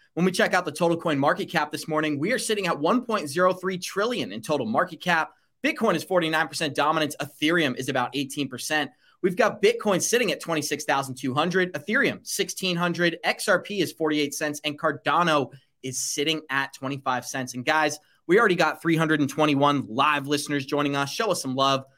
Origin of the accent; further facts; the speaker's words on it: United States; when I was growing up in America during the early two thousands